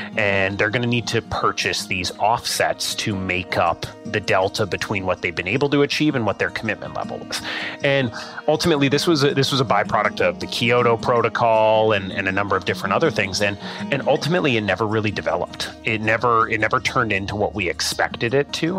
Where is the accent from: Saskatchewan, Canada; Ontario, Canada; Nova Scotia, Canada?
Saskatchewan, Canada; We grew up in Saskatchewan